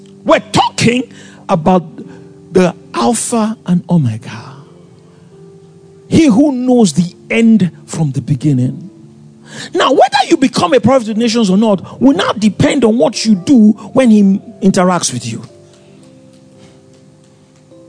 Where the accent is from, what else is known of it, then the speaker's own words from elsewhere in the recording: Lagos, Nigeria; also born or lived in Ikom; I came from Lagos